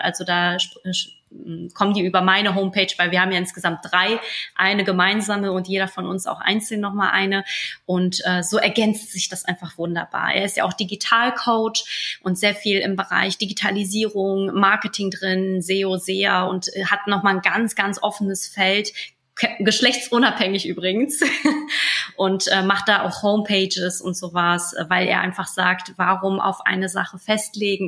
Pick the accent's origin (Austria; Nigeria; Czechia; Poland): Poland; moved away; Ich komme zwar aus Osteuropa, aus Polen